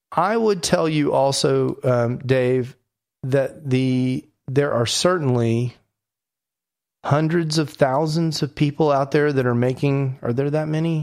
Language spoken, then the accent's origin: English; Houston, Texas, United States; I'm from Houston